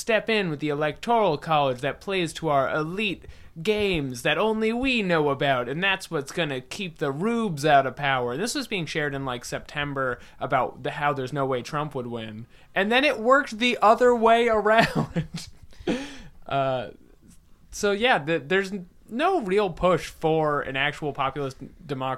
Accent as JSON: {"language": "English", "region": "Massachusetts", "country": "United States", "tie": "born or raised there", "said": "I was in Massachusetts."}